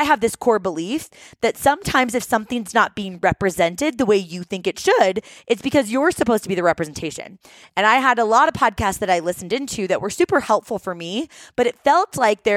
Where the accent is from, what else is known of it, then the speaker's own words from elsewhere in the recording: Seattle, Washington, United States; moved away as an adult; also born or lived in New York / San Diego; We're originally from Seattle.